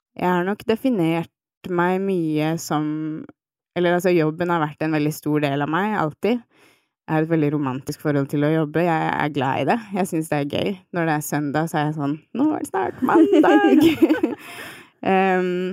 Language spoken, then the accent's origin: Norwegian; Nesodden, Akershus, Norway; also born or lived in Svolvær; now in Oslo, Norway; jeg vokste opp på Tøyen eh, i Oslo, og så har jeg bodd de aller fleste barneårene mine på Nesodden